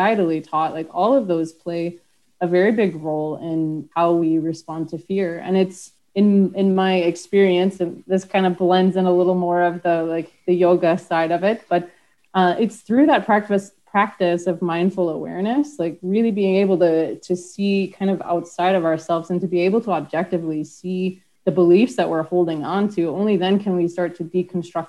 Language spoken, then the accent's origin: English; United States; moved away; being an American, I haven't actually lived in the US for so long